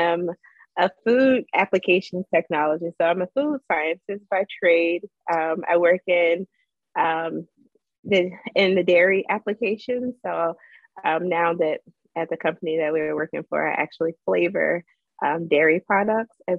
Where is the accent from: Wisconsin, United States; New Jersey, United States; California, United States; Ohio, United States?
New Jersey, United States; North; So I'm from New Jersey. I was born and raised in North New Jersey